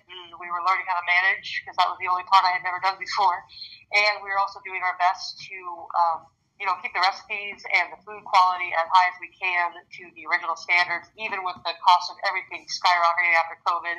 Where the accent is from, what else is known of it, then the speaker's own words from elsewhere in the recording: United States; I'm obviously American